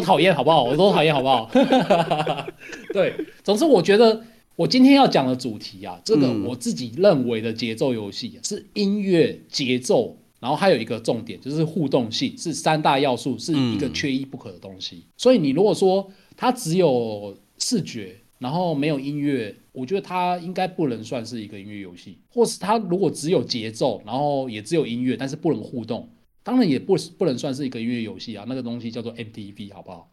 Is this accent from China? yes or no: no; southern Taiwan, Taiwan; 在我南部乡下长大